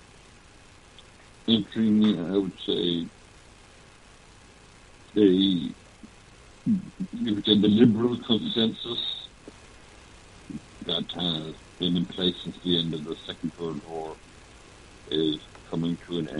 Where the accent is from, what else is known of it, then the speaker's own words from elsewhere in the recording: Dublin, Leinster, Ireland; moved away as an adult; now in Boston, United States; I grew up in Dublin.